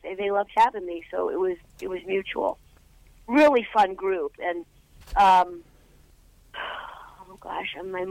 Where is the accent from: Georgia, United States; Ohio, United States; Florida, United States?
Ohio, United States; moved away as an adult; in high school, I'm from Ohio. I did theater.